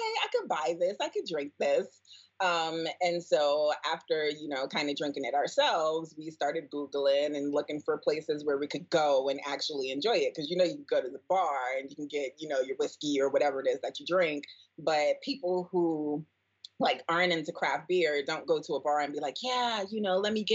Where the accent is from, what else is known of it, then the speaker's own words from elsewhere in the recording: New York City, New York, United States; Born and raised in the Bronx